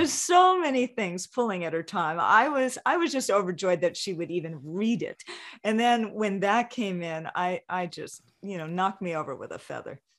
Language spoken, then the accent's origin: English; Hawaii, United States; growing up in Hawaii